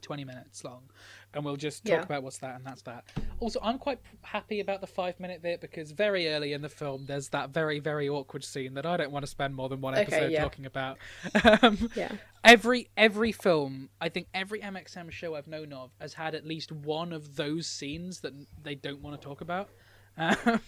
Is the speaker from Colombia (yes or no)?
no; United Kingdom; as a British person